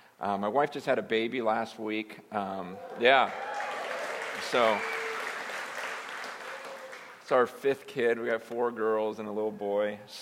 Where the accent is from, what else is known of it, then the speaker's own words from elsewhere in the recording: Carpinteria, California, United States; now in San Francisco Bay Area, United States; moved here to the Bay Area a few months ago, and I was from Southern California over by Reality Carpinteria, and just weren't enough Chinese people down there.